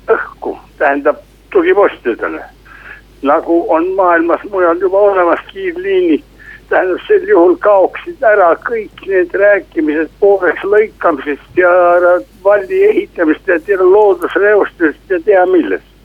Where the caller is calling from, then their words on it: Tartu, Tartu County, Estonia